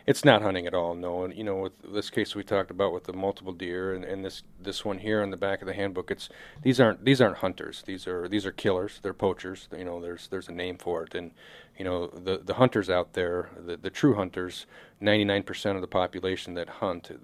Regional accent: Marshalltown, Iowa, United States; now in South Dakota, United States; I was born and raised in Central Iowa

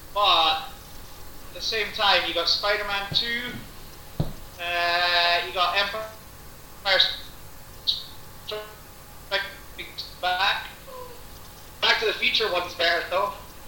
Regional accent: Budapest, Hungary; Yes, from Budapest. I know I don't have an accent, but I assure you, I am from Budapest.

